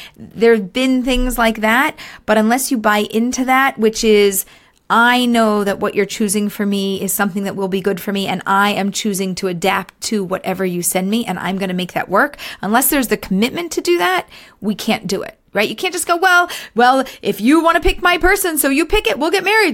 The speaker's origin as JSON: {"language": "English", "town": "Philadelphia", "region": "Pennsylvania", "country": "United States", "tie": "born or raised there", "moved": "as an adult", "lives_now": "Israel", "said": "I grew up in America, in Philadelphia. We moved to Israel just over two years ago"}